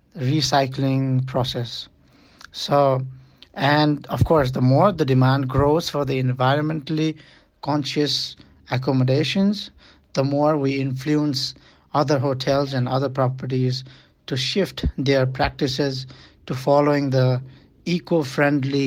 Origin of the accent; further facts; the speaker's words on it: Nepal; I am from Nepal